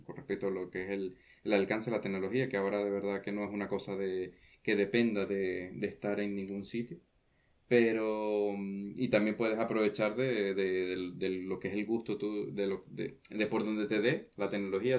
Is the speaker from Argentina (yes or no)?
no; Venezuela; accent: Venezuelan; moved away as an adult; now in Santa Cruz de Tenerife, Spain; en realidad soy venezolano